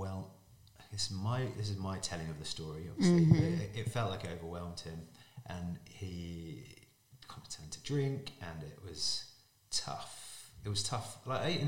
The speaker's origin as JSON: {"language": "English", "area": "Surrey", "region": "South East England", "country": "United Kingdom", "tie": "born or raised there", "said": "I was born in Surrey in England. Both my parents are Irish"}